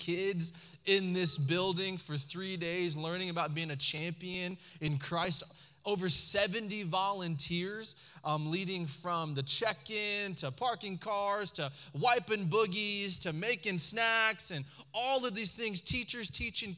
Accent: Allen, Texas, United States; growing up in Allen, Texas

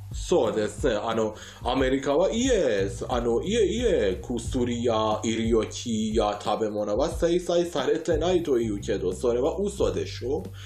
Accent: Iran; Japanese is a second language; 僕はイラン人として

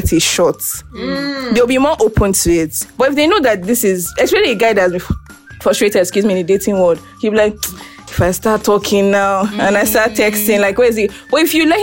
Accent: Nigeria; in the culture we are in, that's in Nigeria, that is what we have seen growing up

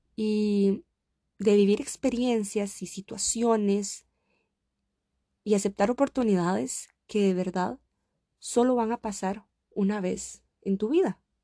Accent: Costa Rica; moved away as an adult; now in Samara, Russia; me quedé en Costa Rica. Ya había iniciado una carrera, podía compartir tiempo con mi familia, estaba en mi país

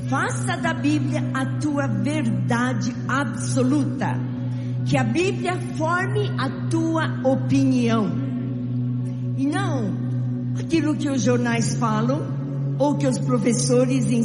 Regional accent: São Paulo, Brazil; Eu nasci em São Paulo e sou filha desta terra.

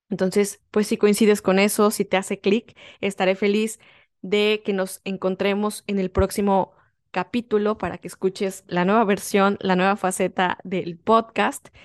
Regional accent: Mexico; moved away; soy una mexicana que está viviendo en el extranjero

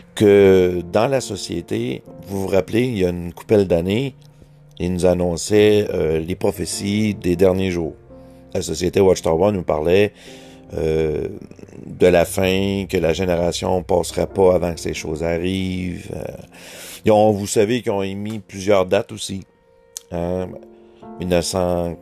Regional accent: Quebec, Canada; accent: Québécois; mon accent

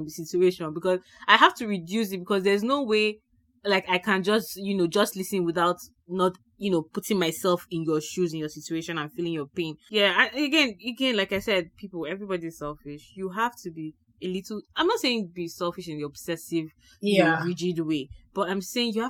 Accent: Nigeria; now in Canada; As a Nigerian who is very Nigerian and now lives in the Canada, but still has a lot of Nigerian maybe friends and family around you, right?

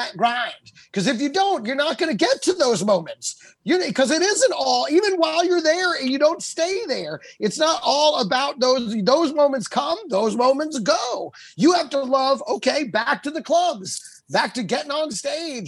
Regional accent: Texas, United States; also born or lived in California / New York; now in Los Angeles, United States; I was born in Cali, raised in Texas, born in Cali

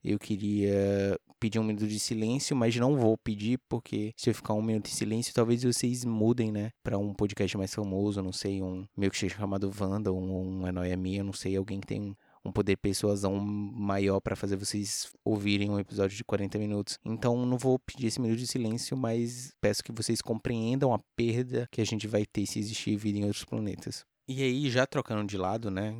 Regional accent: Brazil; a gente, enquanto brasileiro

